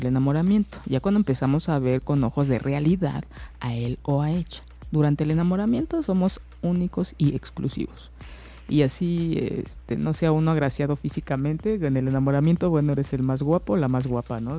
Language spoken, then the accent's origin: Spanish; Mexico; nosotros como mexicanos